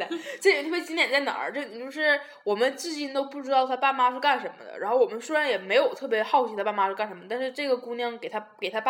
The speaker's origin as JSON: {"language": "Chinese", "country": "Taiwan", "said": "Hello，大家好，"}